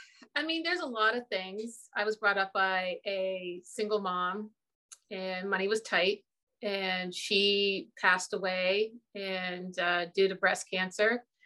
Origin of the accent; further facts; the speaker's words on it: Newfoundland and Labrador, Canada; moved away; also born or lived in Ontario; here in Canada, we have a province, Newfoundland and Labrador. Okay. And when I tell people I was born and raised in Newfoundland, they're just like, well, you don't have a Newfoundland accent. And that's because when I came to the mainland, that's what we call Ontario.